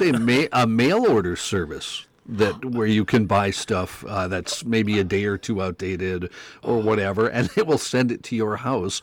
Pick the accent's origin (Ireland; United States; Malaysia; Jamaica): United States; Mandan, North Dakota; moved away; I grew up in Mandan, North Dakota